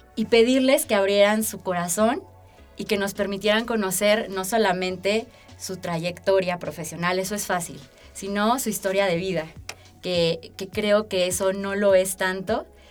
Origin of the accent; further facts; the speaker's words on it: Aguascalientes, Mexico; also born or lived in Mexico City; soy originaria de la Ciudad de México. Y mis papás tomaron la mejor decisión cuando a los 4 años me trajeron a vivir a la tierra de la gente buena. Yo me siento de verdad profundamente bendecida de haber tenido eh, pues la bendición de crecer en este estado